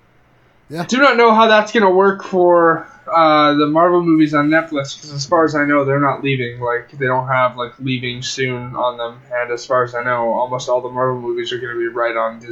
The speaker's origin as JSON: {"language": "English", "country": "Canada", "said": "And I say that as a Canadian."}